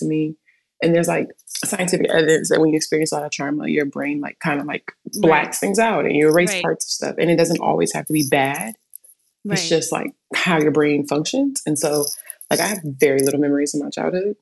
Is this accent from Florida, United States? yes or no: no; Inglewood, California, United States; moved away as an adult; now in Austin, United States; I'm born and raised in Inglewood, California